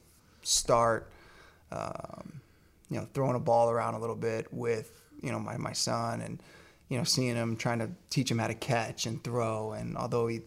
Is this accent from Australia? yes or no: no; Virginia, United States; I grew up in Virginia